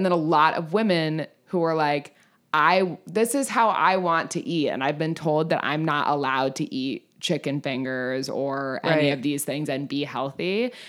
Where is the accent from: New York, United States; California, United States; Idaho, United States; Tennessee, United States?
California, United States; But like, I'm from California. I call everyone dude.